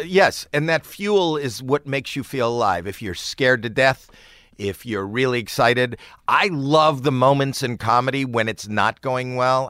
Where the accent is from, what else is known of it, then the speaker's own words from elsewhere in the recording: Toronto, Ontario, Canada; I'm from Toronto